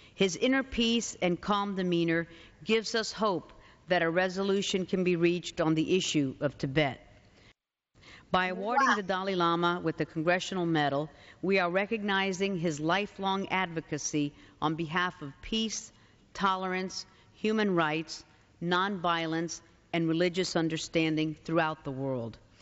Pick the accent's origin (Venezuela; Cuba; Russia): Cuba; now in United States; I was born in Cuba. We had to flee communist aggression and came here to this incredible country, the United States of America.